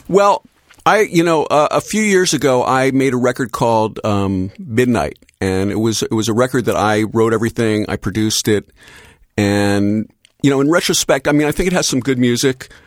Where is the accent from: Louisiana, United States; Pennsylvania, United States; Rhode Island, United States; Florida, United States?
Pennsylvania, United States; Philadelphia; growing up in Philadelphia.